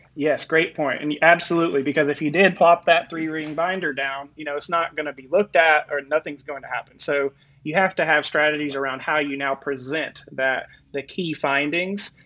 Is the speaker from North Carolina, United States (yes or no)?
yes; North Carolina, United States; moved away as an adult; also born or lived in Florida / California; now in Arizona, United States; I'm actually from North Carolina and then went to college in Florida, spent about 10 years in California. And now I'm in Arizona